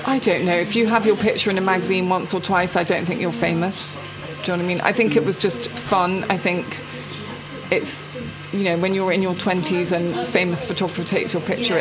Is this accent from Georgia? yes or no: no; England, United Kingdom; moved away as an adult; also born or lived in New York; we lived in a castle in England